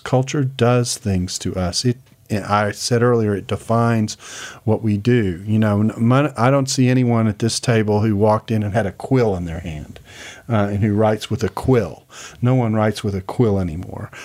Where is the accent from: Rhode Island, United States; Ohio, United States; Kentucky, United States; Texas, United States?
Texas, United States; Houston; moved away; I grew up in Houston.